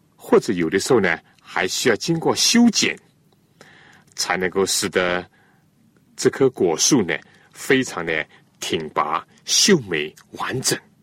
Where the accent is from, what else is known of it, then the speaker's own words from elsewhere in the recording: China; 我们中国人